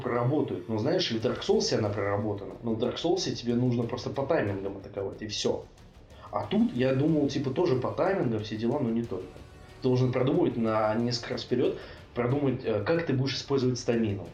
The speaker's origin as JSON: {"language": "Russian", "country": "Russia", "also_born_or_lived": "Bratislava, Slovakia", "said": "я из России"}